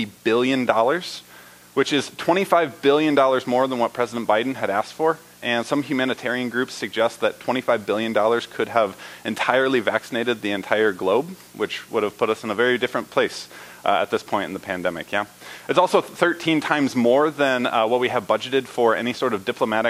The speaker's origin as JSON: {"language": "English", "region": "Indiana", "country": "United States", "tie": "born or raised there", "moved": "yes", "said": "I was born in Indiana. I was raised in Indiana"}